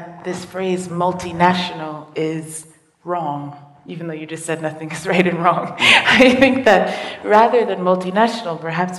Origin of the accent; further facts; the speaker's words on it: London, United Kingdom; born there; I was born in London, not all of England. I was only born in one hospital in London, and that's the only local I know.